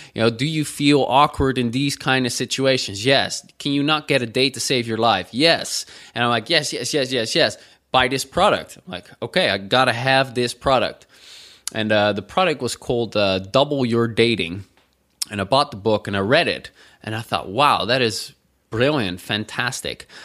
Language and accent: English; Netherlands; growing up in the Netherlands